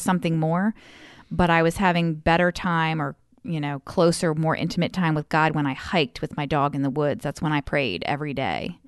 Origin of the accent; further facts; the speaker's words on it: Frostburg, Maryland, United States; I grew up out in Western Maryland, Frostburg